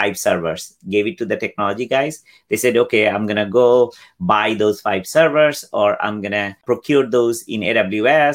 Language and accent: English; Bangladesh; now in United States; I am originally from Bangladesh, came here in 91.